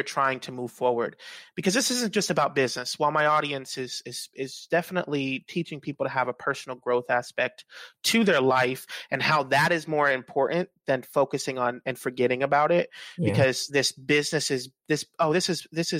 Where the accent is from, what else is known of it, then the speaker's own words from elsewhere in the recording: Dominican Republic; now in Jacksonville, United States; I'm Dominican